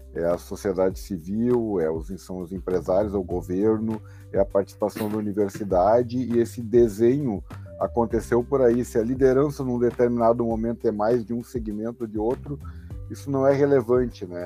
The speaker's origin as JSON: {"language": "Portuguese", "region": "Rio Grande do Sul", "country": "Brazil", "said": "fico muito feliz como gaúcho"}